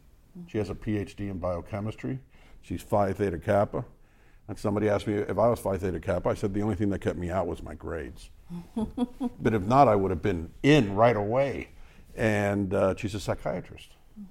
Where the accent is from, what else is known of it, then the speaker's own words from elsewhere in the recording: United States; I'm Hispanic American